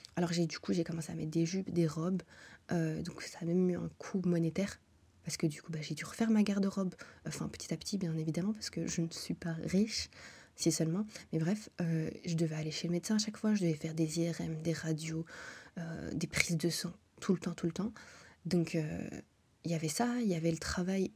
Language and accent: French; Brussels, Brussels-Capital Region, Belgium; moved away as an adult; also born or lived in Montreal, Canada; Depuis que je suis née, je suis à Bruxelles